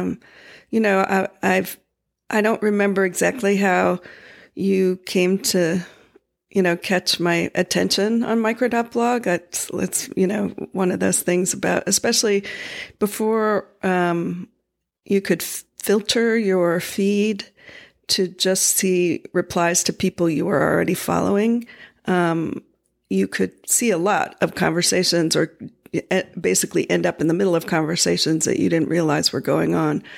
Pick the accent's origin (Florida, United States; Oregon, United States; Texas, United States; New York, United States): Florida, United States; I grew up in Florida